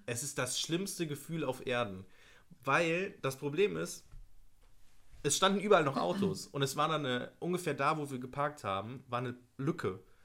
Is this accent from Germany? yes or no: yes; Nettetal, North Rhine-Westphalia, Germany; ich komme ja aus, aus Nettetal